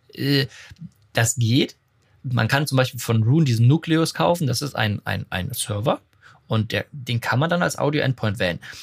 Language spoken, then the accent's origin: German; Enkirch, Rhineland-Palatinate, Germany; meinem Heimatort Enkirch